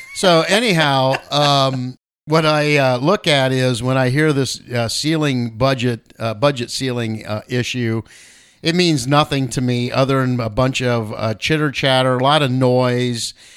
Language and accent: English; United States; as American citizens